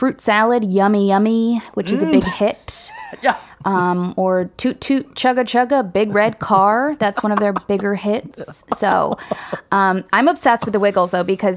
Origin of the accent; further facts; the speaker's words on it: Ann Arbor, Michigan, United States; I'm from Ann Arbor, right? Big hippie energy. My mother composts everything